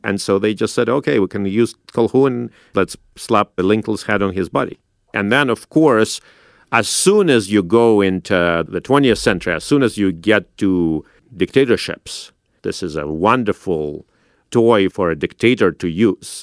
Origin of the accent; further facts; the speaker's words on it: Saint Petersburg, Russia; now in United States; I grew up in St. Petersburg in Russia